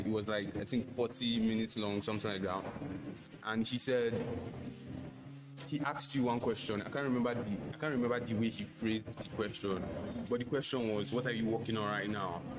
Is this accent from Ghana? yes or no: no; Nigeria; as a Nigerian myself